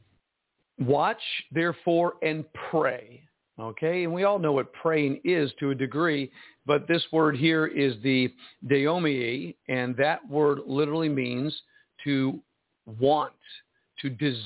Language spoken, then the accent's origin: English; United States; me as an American speaking Chinese